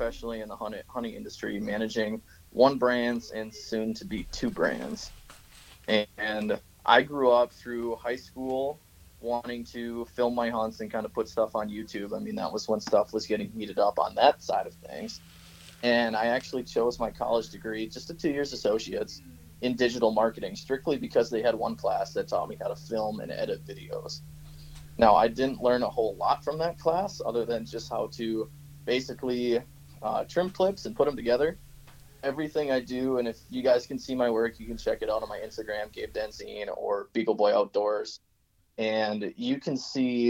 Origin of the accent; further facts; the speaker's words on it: Wisconsin, United States; moved away as an adult; where I grew up in Wisconsin